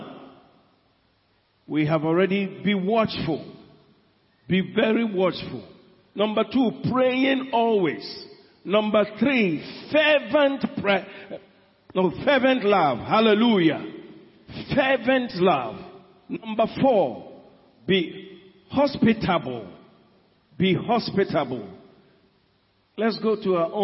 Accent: Ashanti, Ghana; I come from Ashanti region

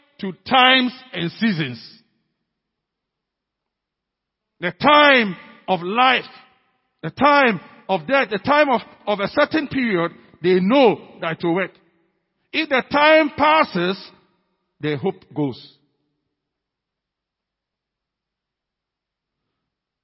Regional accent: Ghana; our being Ghanaian, being African, being CFCC people

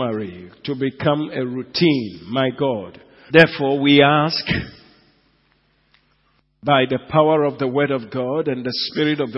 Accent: Enugu, Enugu State, Nigeria; moved away; Enugu, my hometown

